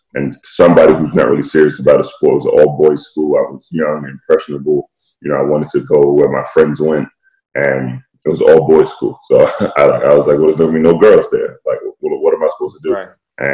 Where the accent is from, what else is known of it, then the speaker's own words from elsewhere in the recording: London, United Kingdom; So for me, you know, I don't sound like it, but I was born and raised in London, England.